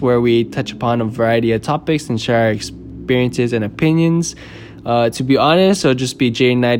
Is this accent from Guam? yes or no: yes; Guam; now in San Francisco, United States; I'm originally born and raised on Guam.